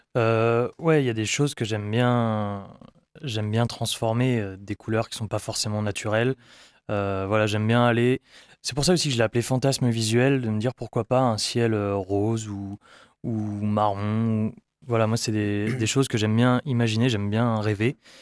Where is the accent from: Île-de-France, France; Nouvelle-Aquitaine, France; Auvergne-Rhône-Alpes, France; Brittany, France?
Brittany, France; je viens de Bretagne